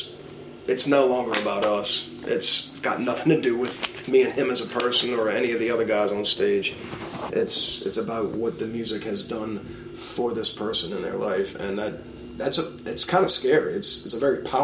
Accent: New Orleans, Louisiana, United States; we grew up in New Orleans.

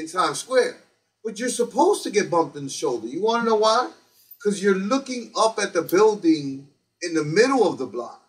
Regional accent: New York City, New York, United States; we grew up in New York

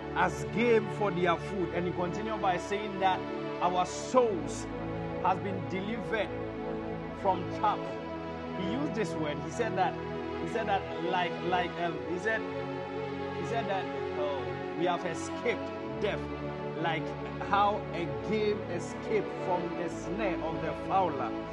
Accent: Ashanti, Ghana; i'm in ghana i was born in in very amazing part of Ghana, um, in Ashanti region

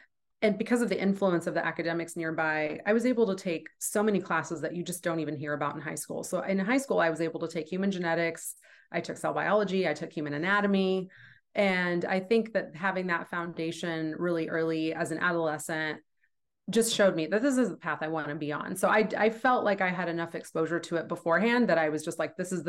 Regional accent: Manhattan, Kansas, United States; I was born in Manhattan.

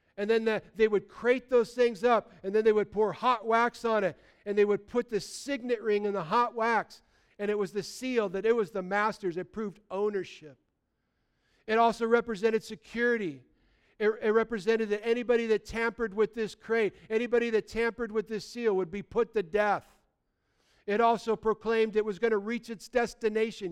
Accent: United States; when I grew up as a kid

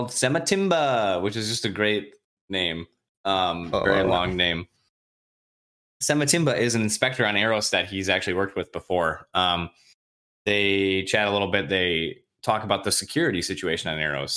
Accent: Michigan, United States; We're from Michigan

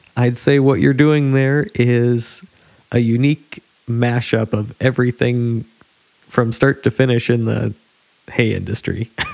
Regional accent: West Coast, United States; I'm from the West Coast

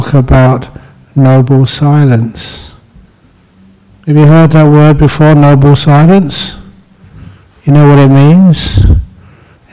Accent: London, United Kingdom; I was born in London

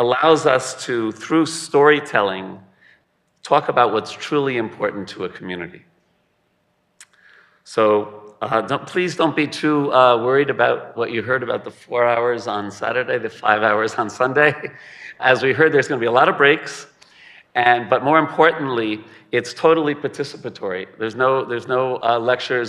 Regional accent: South Shore of Long Island, New York, United States; I'm from the South Shore of Long Island

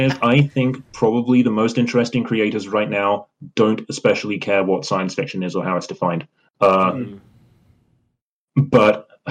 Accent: United Kingdom; I'm British

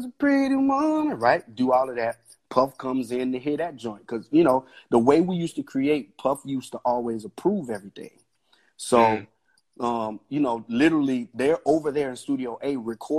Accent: Tennessee, United States; I grew up with Usher in Tennessee.

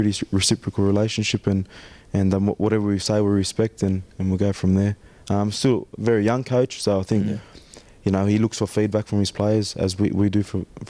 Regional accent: Sydney, New South Wales, Australia; moved away as an adult; also born or lived in Turkey (ancestry); now in Huddersfield, United Kingdom; we come from Sydney.

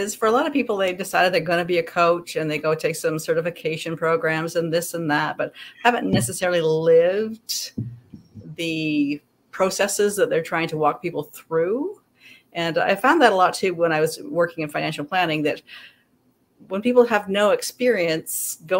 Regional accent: Canada; also born or lived in British Columbia / Alberta / Nebraska; and I'm Canadian, but I have lived in Nebraska. So basically when I was a kid, I lived... Born in a small town in BC, moved into a province into Alberta, down t

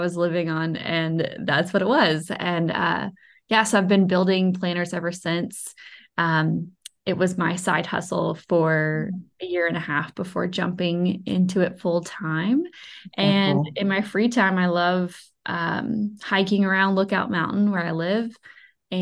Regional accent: Alabama, United States; also born or lived in New York City; I am from Alabama

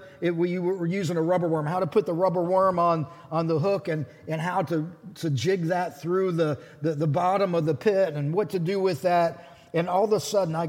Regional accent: Pittsburgh, Pennsylvania, United States; I grew up around Pittsburgh

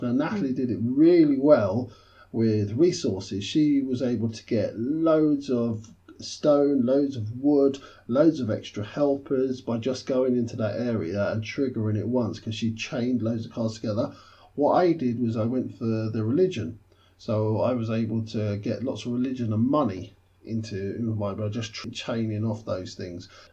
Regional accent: London, United Kingdom; as a Londoner, born and bred.

